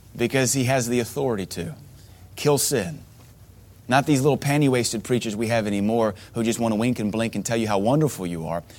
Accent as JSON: {"language": "English", "country": "United States", "tie": "born or raised there", "said": "growing up in America"}